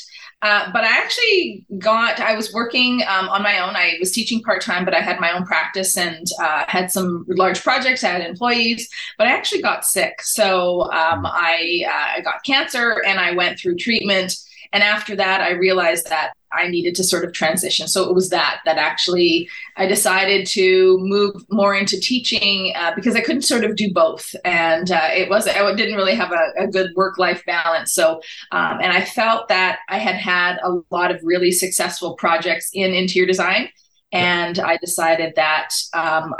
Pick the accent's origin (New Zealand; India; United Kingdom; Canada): Canada; British Columbia; also born or lived in Lexington, Kentucky, United States; I'm coming in as a Canadian